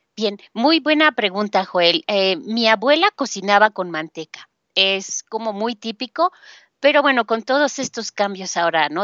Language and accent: Spanish; Mexico City, Mexico; de la Ciudad de México